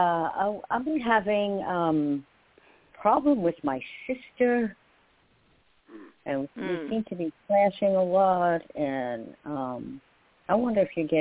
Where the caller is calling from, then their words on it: New York, United States; from New York.